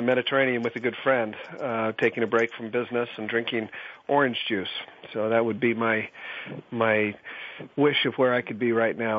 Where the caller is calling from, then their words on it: Cleveland, Ohio, United States; I am calling from Cleveland